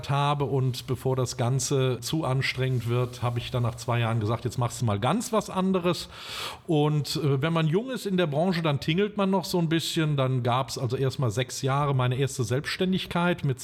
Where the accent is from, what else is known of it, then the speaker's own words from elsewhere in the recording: Bad Breisig, Rhineland-Palatinate, Germany; geboren bin ich tatsächlich in äh, direkter Nähe, nämlich in Remagen am Rhein, was aber dem Zustand geschuldet ist, dass Bad Breisig, wo wir damals wohnten, kein Krankenhaus hatte.